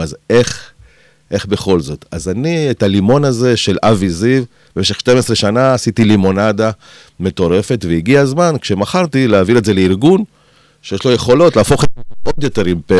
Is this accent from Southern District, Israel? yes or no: yes; Kiryat Gat, Southern District, Israel; also born or lived in Argentina; אני באתי מהפריפריה, מקריית גת